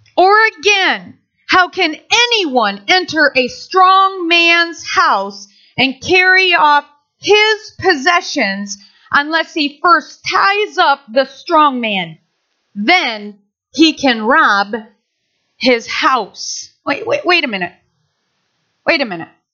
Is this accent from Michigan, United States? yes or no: yes; Nashville, Michigan, United States; I grew up in Maple Valley, Nashville, Michigan.